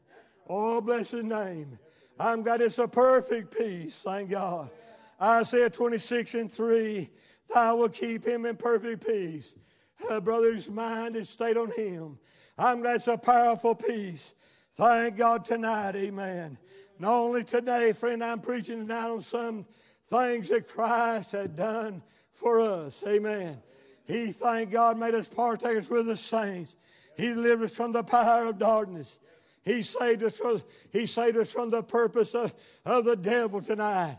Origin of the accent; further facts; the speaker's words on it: United States; I was born in America